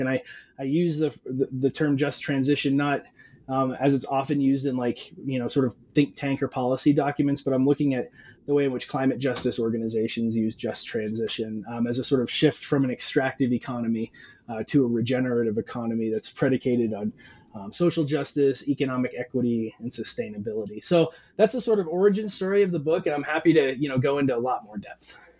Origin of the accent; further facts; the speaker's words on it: Western Montana, United States; now in Arizona, United States; I'm originally from from Western Montana, and I grew up. Um, fly fishing, uh, whitewater rafting, spending a lot of time around streams and water